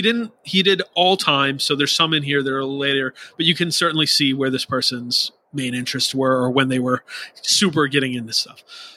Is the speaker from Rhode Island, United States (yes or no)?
yes; Rhode Island, United States; I grew up in Rhode Island going to Boston/Worcester and Providence area shows in the very early 2000s.